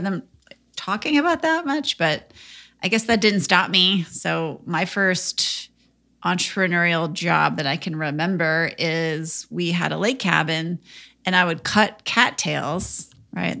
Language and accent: English; Minnesota, United States; I grew up in Minnesota